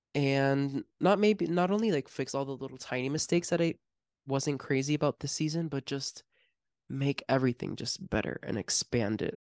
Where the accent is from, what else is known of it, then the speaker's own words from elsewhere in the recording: Miami, Florida, United States; we're from Miami and not, like, from outside of it